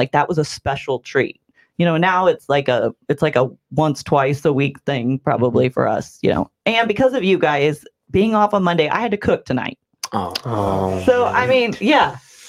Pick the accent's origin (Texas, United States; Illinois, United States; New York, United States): Illinois, United States; Bethalto; I'm really proud of being from Bethalto.